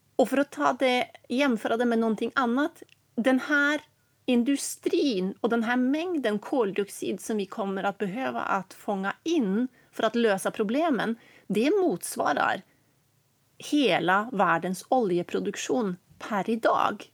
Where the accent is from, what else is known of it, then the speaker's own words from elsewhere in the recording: Norway; eftersom jag är norsk och bor i Norge för tillfället